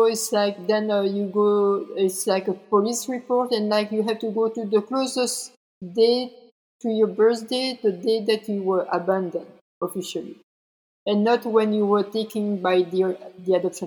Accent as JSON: {"language": "English", "country": "Belgium", "tie": "born or raised there", "also_born_or_lived": "South Korea", "said": "I'm from Belgium"}